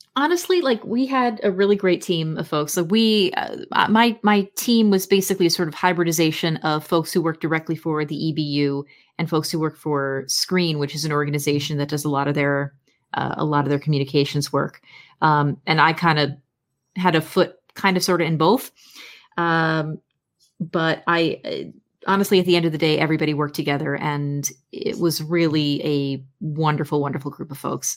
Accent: United States; I am an American

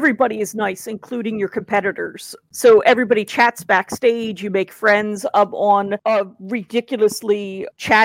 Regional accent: Philadelphia, Pennsylvania, United States; moved away as an adult; now in United Kingdom; I'm originally from Philadelphia, but I've lived in the UK now for over a decade

